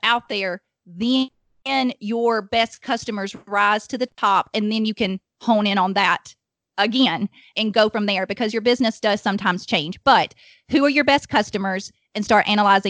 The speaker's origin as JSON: {"language": "English", "region": "Alabama", "country": "United States", "accent": "Alabama", "lives_now": "Huntsville, United States", "said": "we're in Alabama, if my accent does not already give that away"}